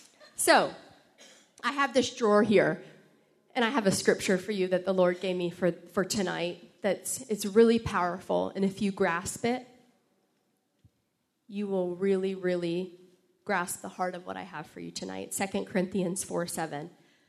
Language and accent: English; Florida, United States; I came from Florida. I came from a different upbringing. I'm now from the South.